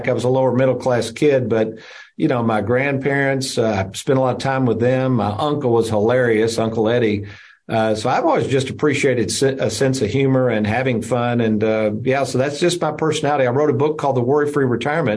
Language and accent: English; Lexington, Kentucky, United States; also born or lived in Bowling Green, Kentucky; an office in Lexington, Kentucky, my hometown.